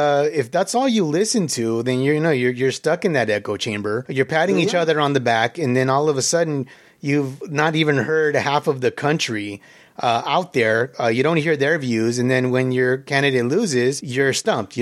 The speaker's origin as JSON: {"language": "English", "region": "California", "country": "United States", "said": "we're all from California"}